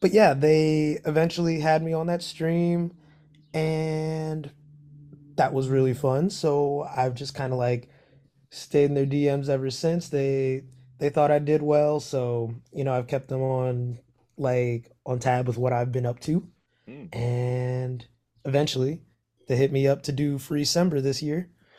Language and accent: English; Cincinnati, Ohio, United States; So I'm from Cincinnati, Ohio.